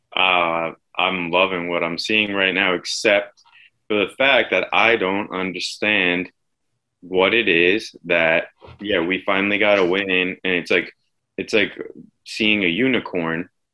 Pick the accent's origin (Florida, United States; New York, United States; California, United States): New York, United States; Suffolk County, Long Island; growing up in Suffolk County